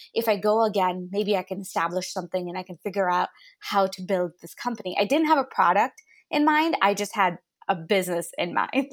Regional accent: United States; also born or lived in India; I was clearly born there, I moved to the States when I was nine

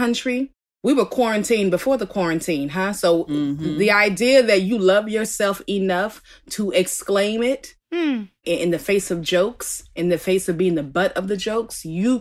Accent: Oakland, California, United States; I'm from Oakland, California originally. Born in Alta Bates

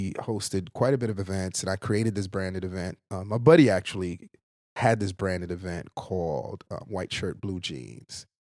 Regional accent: Brooklyn, New York, United States; also born or lived in Haiti / Queens, New York; I'm from Brooklyn. Everyone knew that I was from Brooklyn.

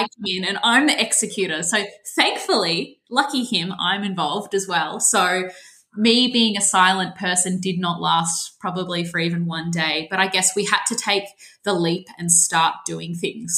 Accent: Melbourne, Victoria, Australia; I'm 28 and I'm from Melbourne

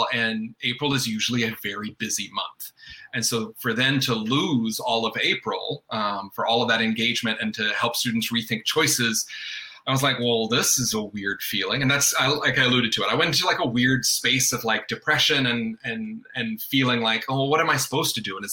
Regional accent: North Carolina, United States; I mean, I was born and raised in North Carolina. Uh, even though you don't hear an accent, it comes out, uh, you know, uh, every now and then.

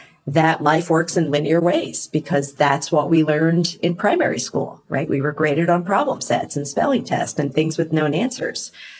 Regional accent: East Coast, United States; moved away as an adult; now in San Francisco Bay Area, United States; where I moved out here from the East Coast. I am an East Coaster, proudly.

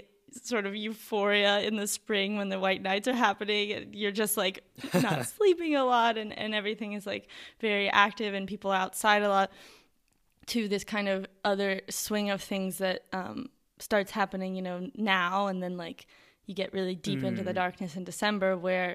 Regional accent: New York, United States; because I am from New York and we have seasons and we have winter and it gets cold.

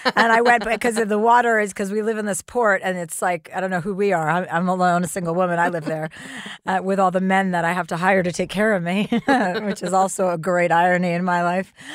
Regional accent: New Jersey, United States; now in Los Angeles, United States; I'm from New Jersey.

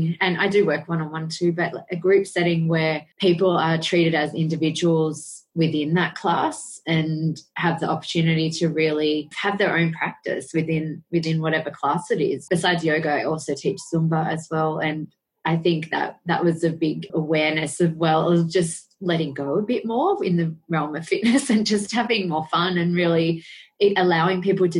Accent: Sydney, New South Wales, Australia; I grew up in Sydney, Australia, in the suburb of Picnic Point.

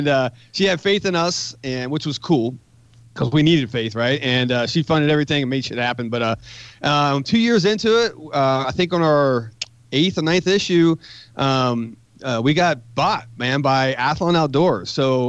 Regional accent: West Virginia, United States; No, and I grew up in West Virginia.

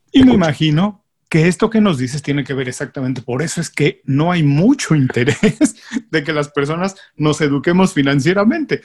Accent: Mexico; yo soy mexicano y en México tenemos la costumbre

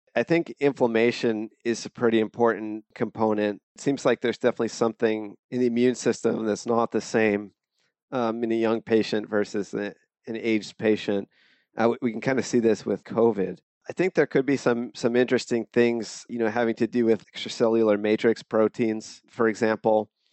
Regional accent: Mount Laurel, New Jersey, United States; moved away as an adult; also born or lived in San Diego; now in Bay Area, United States; I grew up in New Jersey, it's, uh, South Jersey. It's a town called Mount Laurel

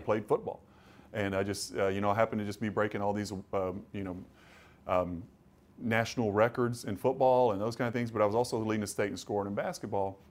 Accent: Kentucky, United States; moved away as an adult; also born or lived in Cleveland, Ohio; growing up in Kentucky, you know, close to Ohio

